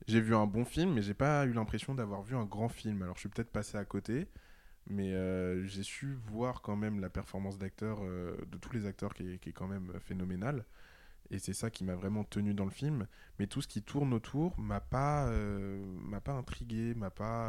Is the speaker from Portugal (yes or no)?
no; Paris, Île-de-France, France; je suis parisien